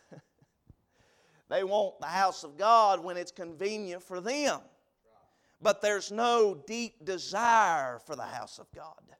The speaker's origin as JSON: {"language": "English", "town": "Vilas", "region": "North Carolina", "country": "United States", "tie": "born or raised there", "moved": "as an adult", "lives_now": "Burnsville, United States", "said": "I was from Vilas. That's where I'm from. That's where I grew up, over in Watauga County"}